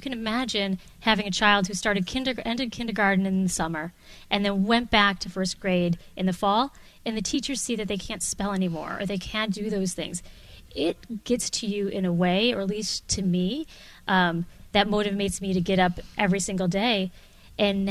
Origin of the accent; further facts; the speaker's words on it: Wisconsin, United States; also born or lived in Chicago; now in Boston, United States; I'm from Wisconsin